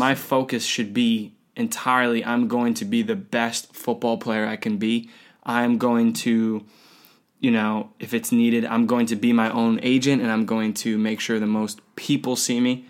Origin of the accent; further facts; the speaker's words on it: United States; I'm an American